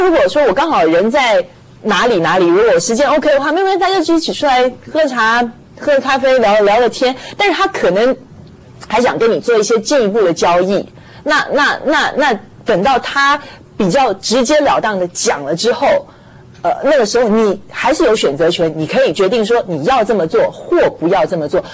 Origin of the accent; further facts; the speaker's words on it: Taiwan; 我们台湾人说